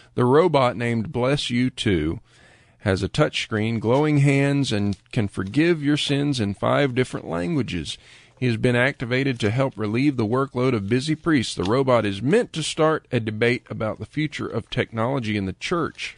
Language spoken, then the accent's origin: English; Lakeland, Florida, United States; Lakeland, Florida, my hometown